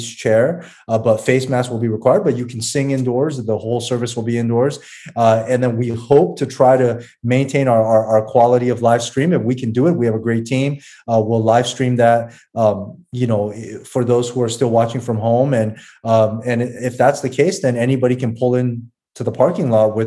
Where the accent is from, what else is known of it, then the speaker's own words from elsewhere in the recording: United States; we grew up in America